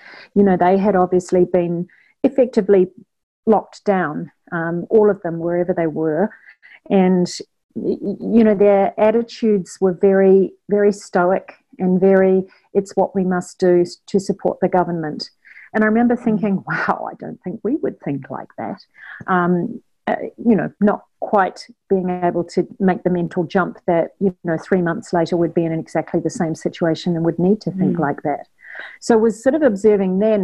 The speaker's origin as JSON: {"language": "English", "country": "New Zealand", "tie": "born or raised there", "also_born_or_lived": "China", "moved": "as an adult", "lives_now": "Australia", "said": "I'm originally from New Zealand and grew up in New Zealand and went to university in New Zealand."}